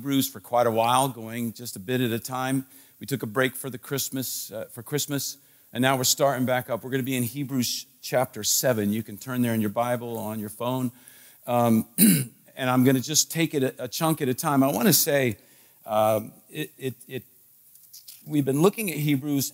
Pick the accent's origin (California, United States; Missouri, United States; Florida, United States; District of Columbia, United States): District of Columbia, United States; Washington; I was a kid, growing up in the Washington, D.C. area